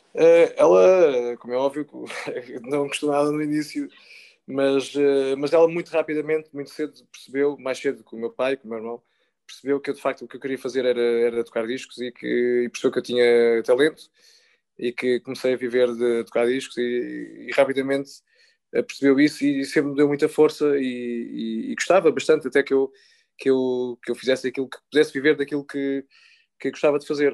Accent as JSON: {"language": "Portuguese", "country": "Portugal", "tie": "born or raised there", "said": "no Rio Sado, que foi onde eu cresci"}